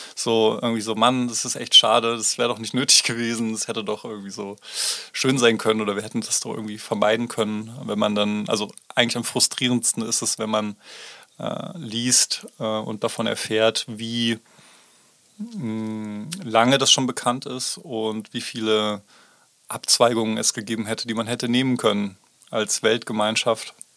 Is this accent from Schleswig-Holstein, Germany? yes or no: no; Baunatal, Hesse, Germany; now in Tübingen, Germany; in meine Heimatstadt geworden, Baunatal bei Kassel